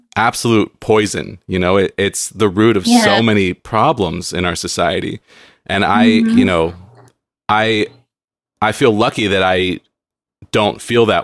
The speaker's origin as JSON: {"language": "English", "town": "San Diego", "region": "California", "country": "United States", "tie": "born or raised there", "moved": "as an adult", "lives_now": "Seattle, United States", "said": "I grew up in San Diego and I miss it"}